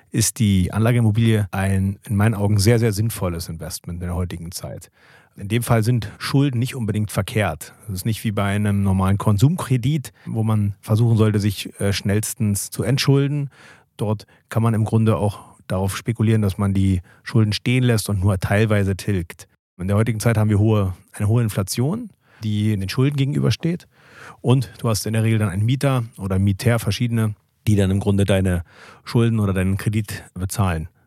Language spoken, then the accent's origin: German; Berlin, Germany; Genau, es war ein Tegel, da wo ich groß geworden bin